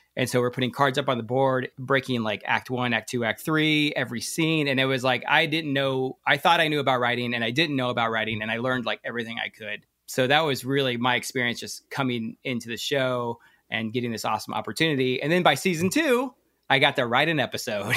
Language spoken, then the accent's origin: English; Hawaii, United States; moved away as an adult; I'm actually from Hawaii. Uh, I graduated from the University of Hawaii